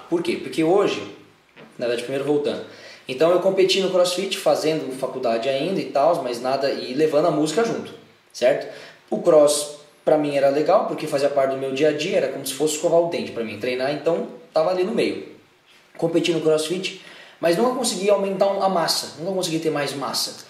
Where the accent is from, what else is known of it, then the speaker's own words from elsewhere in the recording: São Paulo, Brazil; sou daqui de São Paulo mesmo